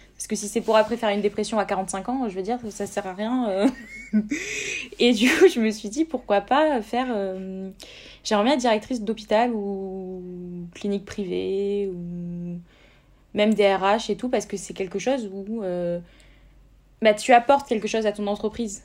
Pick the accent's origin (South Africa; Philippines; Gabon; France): France; Montpellier, Occitania; moi, je suis une Montpelliéraine de source